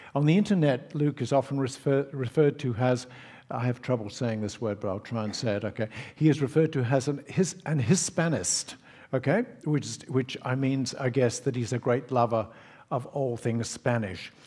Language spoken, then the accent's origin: English; Scotland, United Kingdom; now in Australia; I grew up in Scotland